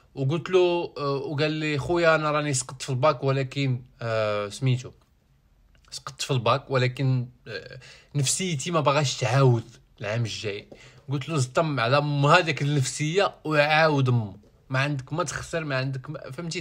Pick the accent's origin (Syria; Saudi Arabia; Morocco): Morocco; ديالنا كمغاربة